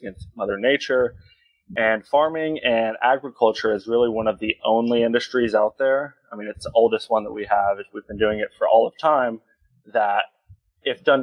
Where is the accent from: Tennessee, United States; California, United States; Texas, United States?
Texas, United States; from Texas, seventh generation. Grew up on a farm out here